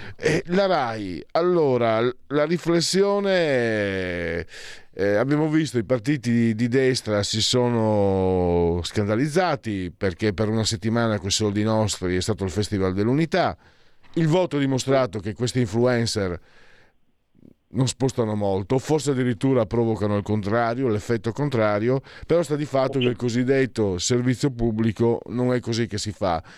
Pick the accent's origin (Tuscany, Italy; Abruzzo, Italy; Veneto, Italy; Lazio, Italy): Veneto, Italy; also born or lived in Friuli-Venezia Giulia; io che sono veneto, eh, veneto e frulano